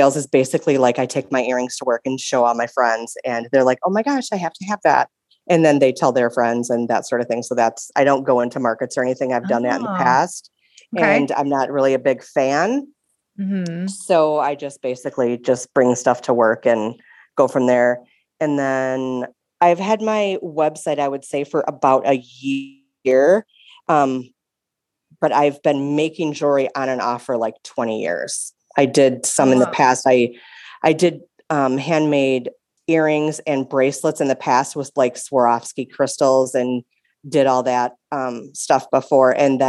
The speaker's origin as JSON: {"language": "English", "region": "Wisconsin", "country": "United States", "said": "I am from Wisconsin"}